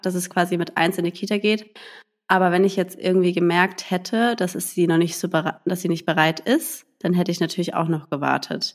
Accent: a village near Heidelberg, Baden-Württemberg, Germany; now in Berlin, Germany; ich komme ja aus dem Dorf, ähm, aus Heidelberg, also einer kleinen Stadt und da bei einem Dorf.

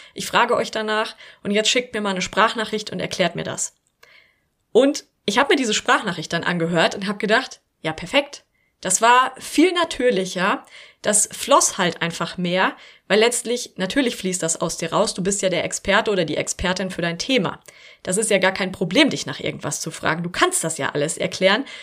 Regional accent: Germany; bei uns in Deutschland

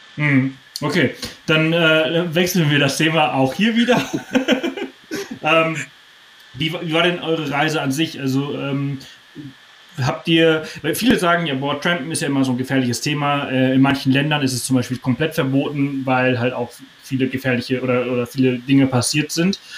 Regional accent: Germany; als Deutsche

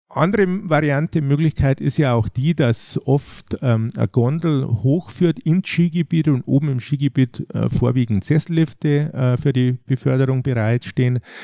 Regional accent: Traunstein, Bavaria, Germany; hier in meiner Heimatregion

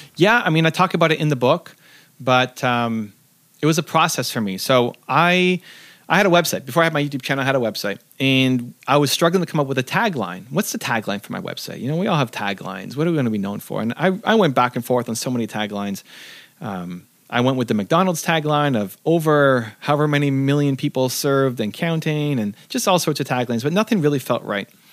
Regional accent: Canada; I'm from Canada

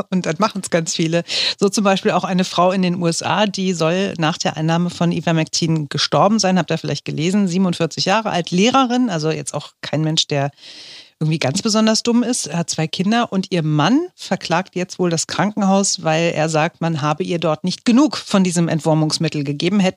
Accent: Slovakia; also born or lived in Austria; ich komme aus der Slowakei, habe in Österreich studieren dürfen

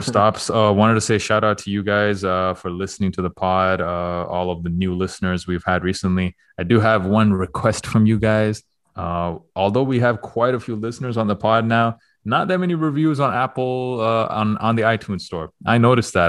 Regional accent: Toronto, Ontario, Canada; moved away; going to Toronto next week, and I will be there. That is my hometown

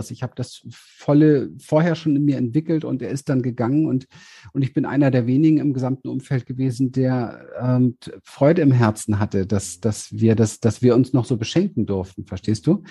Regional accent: Berlin, Germany; born there; Ich bin geboren in Berlin, mhm. an der Berliner Mauer auf der Westseite

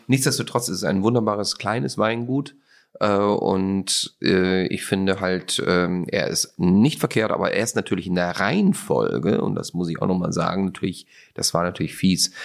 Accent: Austria; ich bin ja Österreicher, aber ich komme ja auch zum kleinen Teil aus Slowenien

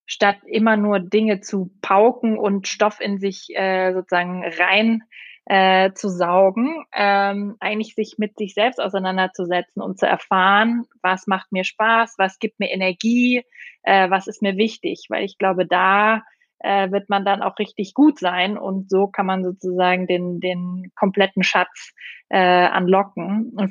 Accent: Austria; Ich bin Österreicherin. Ich weiß gar nicht, ob das geht, Alex.

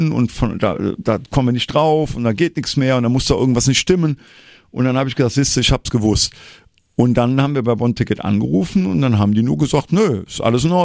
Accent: Troisdorf, North Rhine-Westphalia, Germany; Ich gehe bei mir, ich komme ja aus Troisdorf, immer in Troisdorf-Siegler, wo ich herkomme, auf meine Sitzungen.

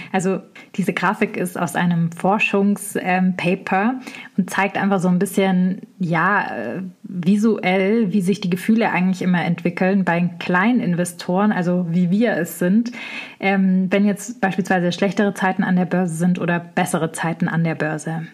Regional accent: Swabia, Baden-Württemberg, Germany; im Schwabenländle, wo ich herkomme

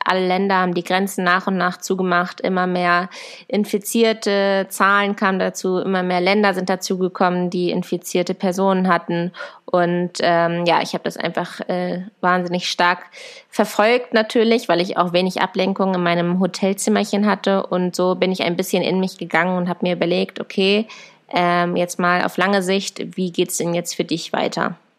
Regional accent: Germany; meinem Heimatland, nach meiner Familie

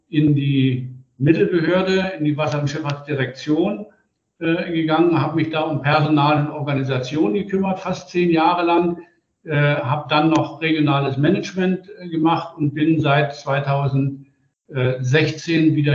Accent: Zehdenick, Brandenburg, Germany; Ich äh, stamme aus Zedenick. Das ist ein kleines Hafenstädtchen, 60 Kilometer nördlich von Berlin.

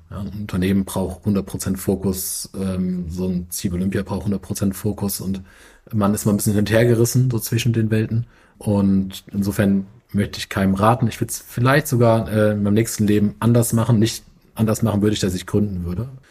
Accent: Mainz, Rhineland-Palatinate, Germany; moved away as an adult; also born or lived in Frankfurt; now in Hamburg, Germany; Ich bin gebürtiger Mainzer äh, habe in Frankfurt studiert an der Goethe-Uni

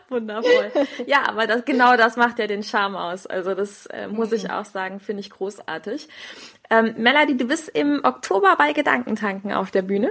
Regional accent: Rhineland, Germany; accent: Rhenish; Wenn, wenn ich mit meinem, mit meinem Rheinländisch so um die Ecke komme, es ist halt auch in meinem Herzen drin. Ich bin Rheinländerin

